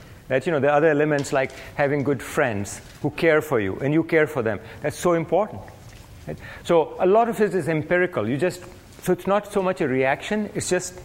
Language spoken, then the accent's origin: English; India; now in United States; I grew up in India